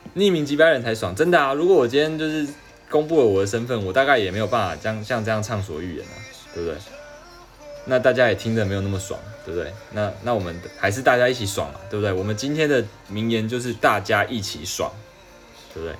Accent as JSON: {"language": "Chinese", "country": "Taiwan", "accent": "Taiwanese accent", "said": "我应该一口就是台湾腔吧"}